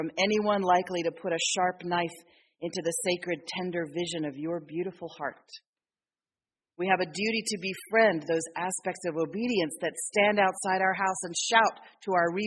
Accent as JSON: {"language": "English", "town": "Philadelphia", "region": "Pennsylvania", "country": "United States", "tie": "born or raised there", "said": "I grew up in Philadelphia"}